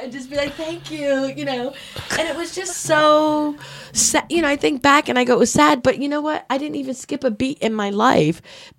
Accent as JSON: {"language": "English", "town": "Brockton", "region": "Massachusetts", "country": "United States", "tie": "born or raised there", "also_born_or_lived": "Rhode Island", "said": "I grew up in Brockton, Massachusetts."}